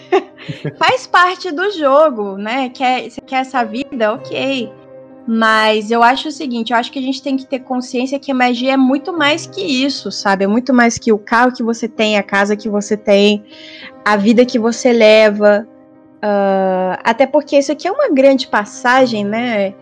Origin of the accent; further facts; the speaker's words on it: Brazil; first language Portuguese; now in Australia; ser a brasileira